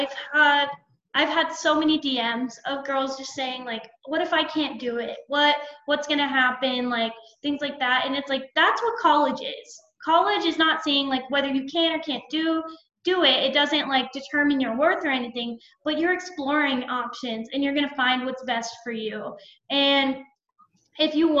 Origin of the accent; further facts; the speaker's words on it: Arizona, United States; moved away as an adult; now in Ohio, United States; I had to move to another state because I'm from Arizona, so I had to move to Ohio to do it